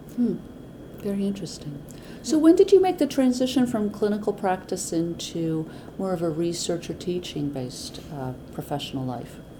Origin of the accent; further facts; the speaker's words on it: Atlanta, Georgia, United States; I'm from Atlanta